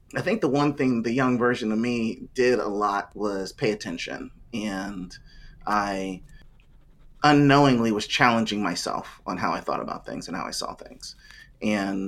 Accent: Ohio, United States; I grew up in Ohio, played soccer for most of my life, ran track

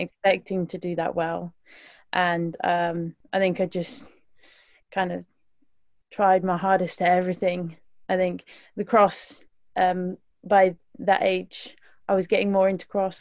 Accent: West Midlands, United Kingdom; I'm from the West Midlands, so um, yeah, I live right in, in the bottom of the West Midlands

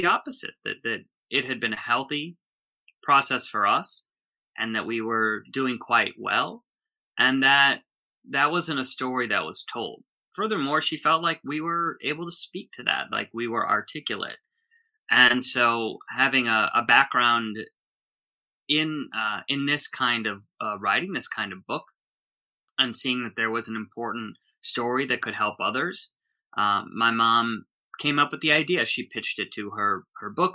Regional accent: Minneapolis suburb, Minnesota, United States; moved away as an adult; now in Los Angeles, United States; I grew up in Minnesota

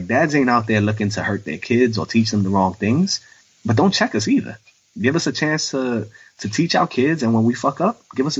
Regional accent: New York City, New York, United States; even though I'm 39. They'll look at me and be like, no way you used to fight these bullies off. That's all I did. Like, I grew up in the South Bronx.

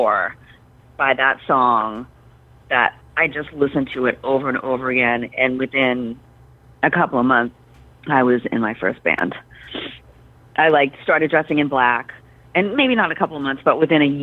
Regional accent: Boston, Massachusetts, United States; I grew up in Dorchester, which is a section of Boston

